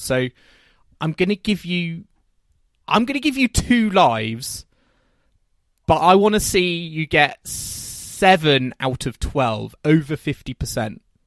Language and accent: English; United Kingdom; as British fans at Wimbledon